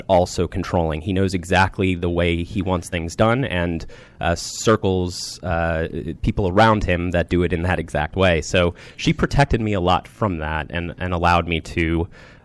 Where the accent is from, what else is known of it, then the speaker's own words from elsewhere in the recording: Rockville, Maryland, United States; I grew up in the Rockville, Maryland area